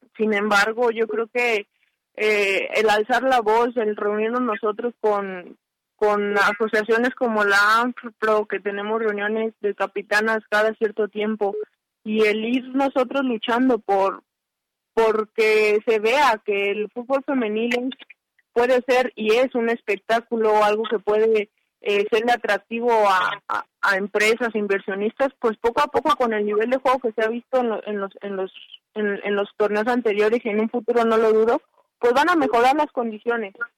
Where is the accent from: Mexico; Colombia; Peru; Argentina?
Mexico; Guadalajara, Jalisco; moved away; desde el 16 de marzo yo estoy en mi ciudad de origen, en Guadalajara